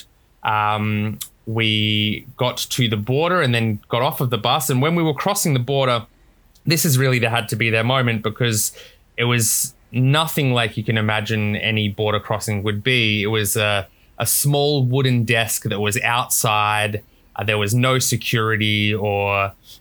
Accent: South Australia, Australia; now in Gold Coast, Australia; I was born in South Australia, but I'm Australian through and through.

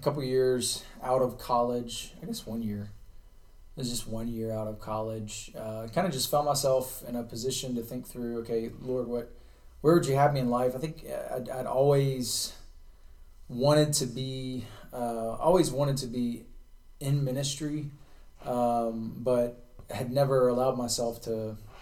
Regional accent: Charlotte, North Carolina, United States; moved away; I'm from Charlotte, so not too far here from Yadkin County, and grew up here in North Carolina.

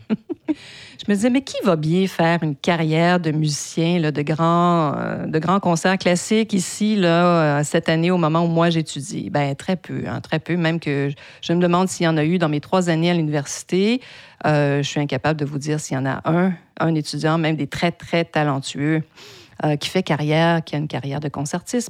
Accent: Quebec, Canada; first language French; also born or lived in United States; J'ai donc fait mes études en français qui est ma langue maternelle dans la province de Québec, hein, au Canada

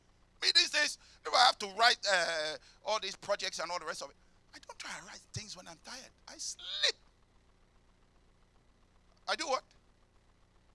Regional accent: London, United Kingdom; I came from Peckham.

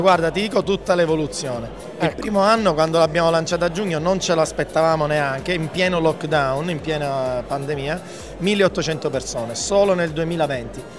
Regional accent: Sicily, Italy; io da siciliano

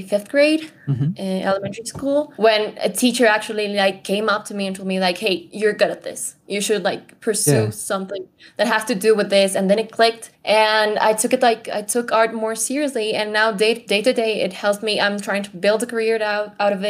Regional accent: Ecuador; I am an Ecuadorian, a Latina woman. Born and raised here

